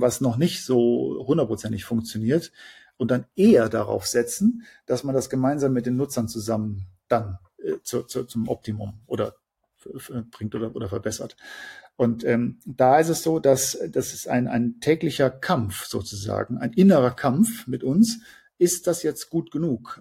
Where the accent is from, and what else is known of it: Germany